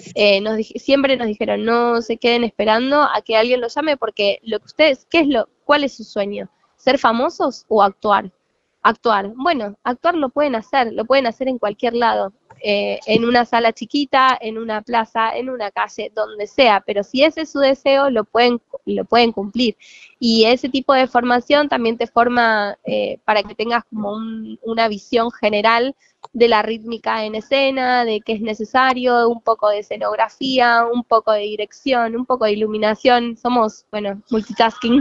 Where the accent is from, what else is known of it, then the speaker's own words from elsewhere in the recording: Diamante, Entre Ríos, Argentina; yo soy de Entre Ríos, en eh, un lugar que se llama Diamante